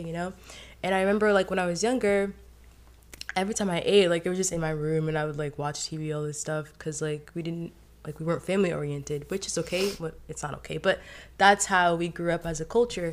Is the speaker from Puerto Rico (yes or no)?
no; Haiti; now in United States; I grew up in Haiti. I was raised, born and raised there, and so I came into America.